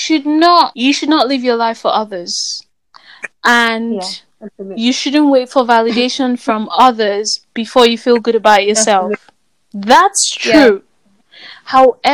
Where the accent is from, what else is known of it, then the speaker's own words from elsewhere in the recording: Nigeria; especially as an African man, as a Nigerian man, you have to have certain things, you have to do certain things, you have to know how to do certain things.